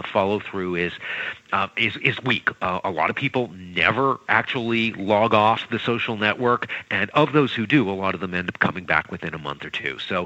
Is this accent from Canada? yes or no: yes; Canada; I'm not American. I'm Canadian